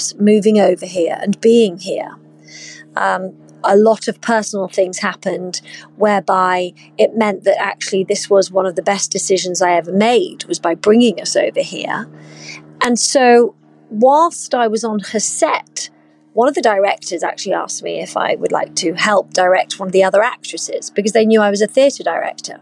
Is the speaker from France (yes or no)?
no; United Kingdom; accent: British; moved away as an adult; now in United States; I'm obviously British. You can hear that from my accent.